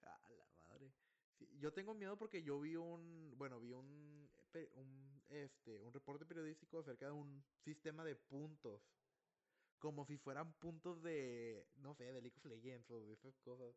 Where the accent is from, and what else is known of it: Mexico